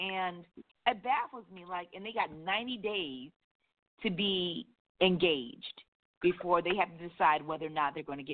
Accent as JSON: {"language": "English", "country": "United States", "said": "I am black, I'm African American"}